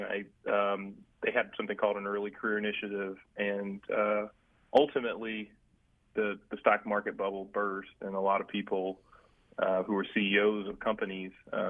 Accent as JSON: {"language": "English", "town": "Greensboro", "region": "North Carolina", "country": "United States", "tie": "born or raised there", "said": "growing up in Greensboro, there were folks like Eunice Dudley and Joe Dudley and their family with Dudley Products that invested a lot in Dudley High School"}